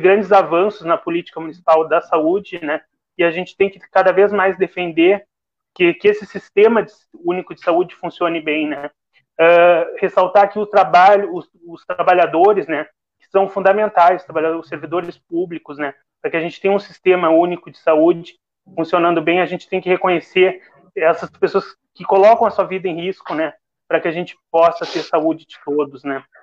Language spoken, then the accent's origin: Portuguese; Rio Grande, Rio Grande do Sul, Brazil; Eu sou do interior, a Darlene também é, eu sou lá da Quinta